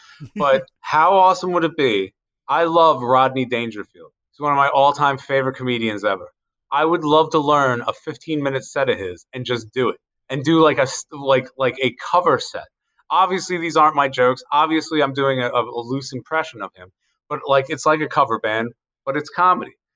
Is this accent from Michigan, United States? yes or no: no; Carroll County, Maryland, United States; I grew up in Carroll County